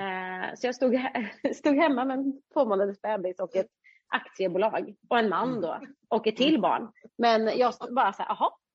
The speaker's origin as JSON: {"language": "Swedish", "town": "Uddevalla", "region": "Västra Götaland", "country": "Sweden", "said": "vi är ju från Uddevalla"}